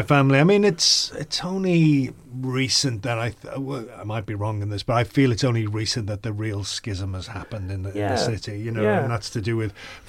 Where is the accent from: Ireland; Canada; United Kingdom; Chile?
United Kingdom; Liverpool, North West England; growing up in Liverpool, wanting to be an actor